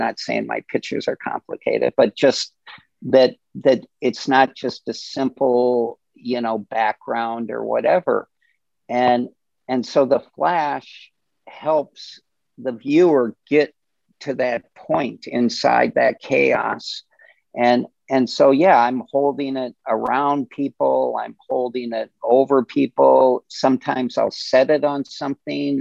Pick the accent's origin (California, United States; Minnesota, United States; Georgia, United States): Minnesota, United States; we're from Minnesota